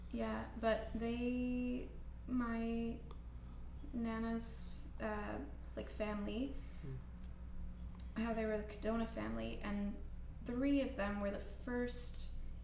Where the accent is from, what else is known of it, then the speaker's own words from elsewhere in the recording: Scotland, United Kingdom; moved away; I'm from Scotland